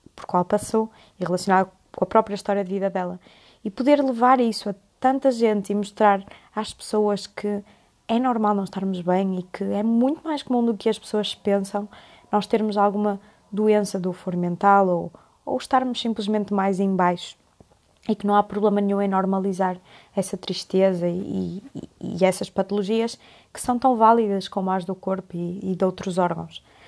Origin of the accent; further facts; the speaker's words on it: Porto, Norte, Portugal; moved away as an adult; now in Coimbra, Portugal; sou do Porto, mas estudo medicina em Coimbra